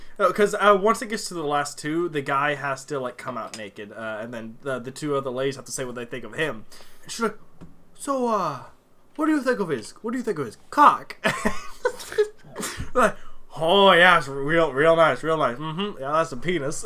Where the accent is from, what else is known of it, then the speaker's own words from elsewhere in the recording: United States; Being an American